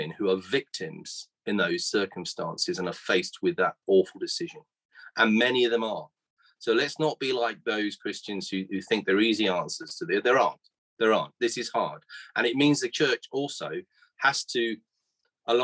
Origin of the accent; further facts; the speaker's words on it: Guernsey; in 1964 when I was born here in Guernsey